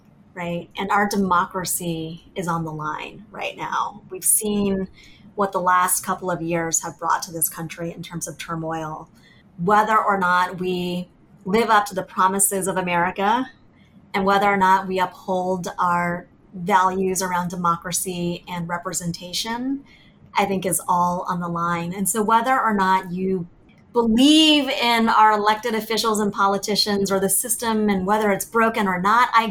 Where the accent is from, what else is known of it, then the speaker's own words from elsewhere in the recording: Virginia, United States; also born or lived in Vietnam; we settled in Virginia. And growing up in Virginia in the 80s